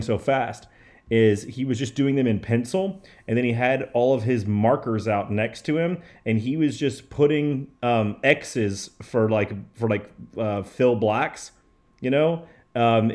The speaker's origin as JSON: {"language": "English", "town": "Garland", "region": "Texas", "country": "United States", "tie": "born or raised there", "said": "where I grew up in Garland"}